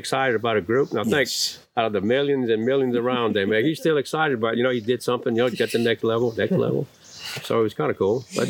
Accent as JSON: {"language": "English", "town": "Freeport", "region": "Texas", "country": "United States", "tie": "born or raised there", "said": "Well, out of Texas. I was born in Freeport, but my dad was born in Damon, Texas."}